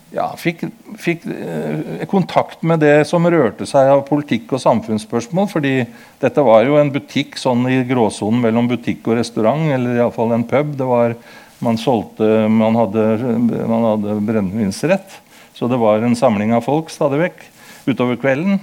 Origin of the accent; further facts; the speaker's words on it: Kongsberg, Buskerud, Norway; also born or lived in Modum / Horten; Jeg er født på Modum, og jeg vokste opp i Kongsberg